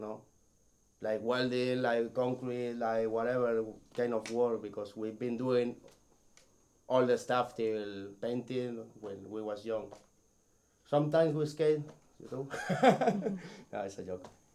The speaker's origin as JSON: {"language": "English", "town": "Barcelona", "region": "Catalonia", "country": "Spain", "second_language": "English", "said": "from Barcelona"}